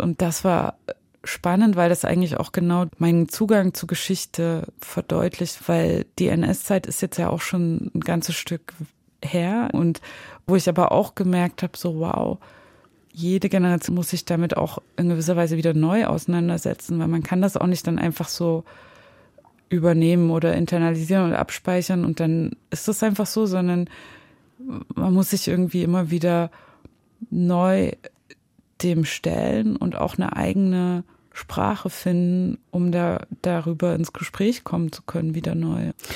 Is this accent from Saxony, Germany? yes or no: yes; Zwickau, Saxony, Germany; moved away; da, wo ich aufgewachsen bin, in Zwickau und in der Nähe von Zwickau